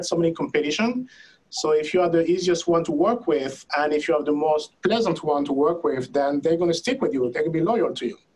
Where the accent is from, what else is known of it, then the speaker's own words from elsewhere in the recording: France; moved away as an adult; now in United States; I was born and raised in France. I've been living there for 45 years